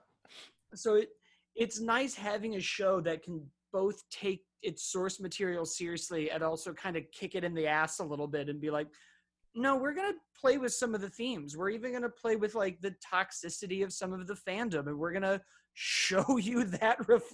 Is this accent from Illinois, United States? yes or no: yes; Chicago, Illinois, United States; I'm from Chicago